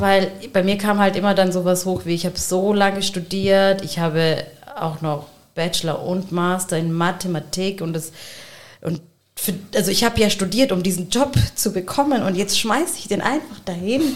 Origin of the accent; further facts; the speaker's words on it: Germany; habe halt pakistanische Wurzeln und mein Mann hat palästinensische Wurzeln und wir sind in Deutschland aufgewachsen